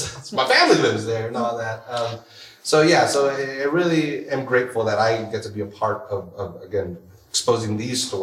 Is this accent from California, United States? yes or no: yes; Salinas, California, United States; I grew up in Salinas